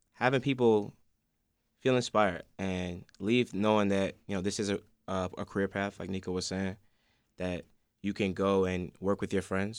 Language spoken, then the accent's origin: English; Chicago, Illinois, United States; I'm from Hyde Park